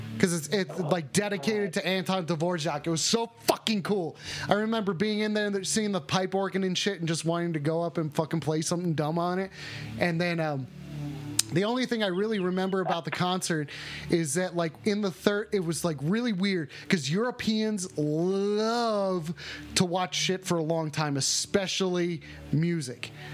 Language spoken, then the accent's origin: English; United States; I'm an American.